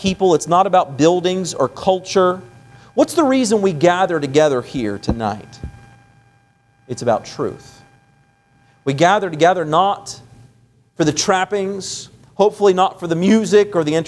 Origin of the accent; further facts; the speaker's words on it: West Virginia, United States; moved away; also born or lived in Florida; I'm from, you know, the East Coast. I'm from West Virginia.